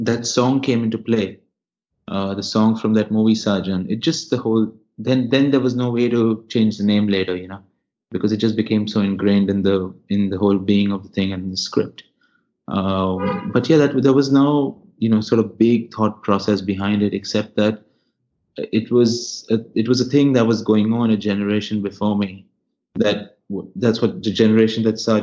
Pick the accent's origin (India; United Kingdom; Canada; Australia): India; Mumbai, Maharashtra; I grew up in Bandra